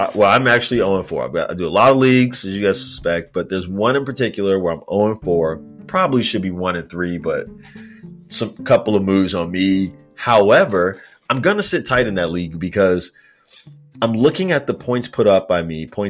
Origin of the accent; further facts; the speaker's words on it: Chicago, Illinois, United States; I'm originally from Chicago